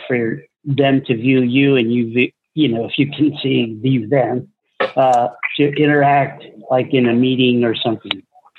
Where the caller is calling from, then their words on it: Philadelphia, Pennsylvania, United States; I'm calling from Philadelphia.